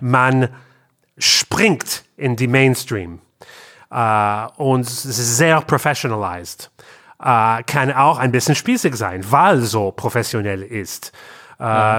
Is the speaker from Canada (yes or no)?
yes; Canada; German is a second language; moved away as an adult; also born or lived in Berlin; now in Cologne, Germany; wir kommen aus Kanada